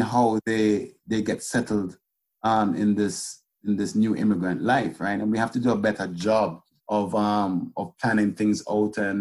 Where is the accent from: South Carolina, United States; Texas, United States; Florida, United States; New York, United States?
Florida, United States; Miami; also born or lived in Jamaica; I was born in Jamaica. And I grew up in the United States, and I grew up in this community.